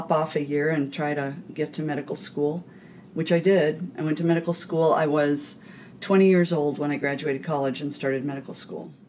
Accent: California, United States; also born or lived in Niagara Falls, New York / Pennsylvania; I was born in Niagara Falls, New York, and when I was three, we moved to Pennsylvania. Then we moved back to New York. When I was nine, we finally moved to California.

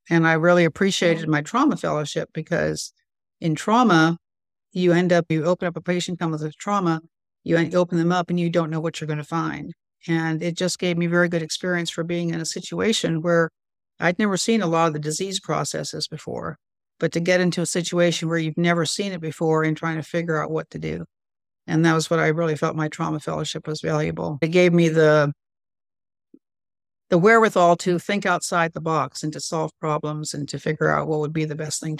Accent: North India, India; I think I'm relatively good at languages, and I grew up in India.

